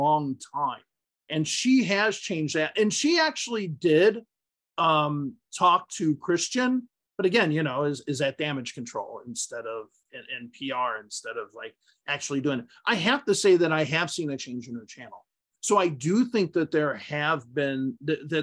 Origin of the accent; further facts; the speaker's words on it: United States; first language English; also born or lived in Utah; native English speakers from the United States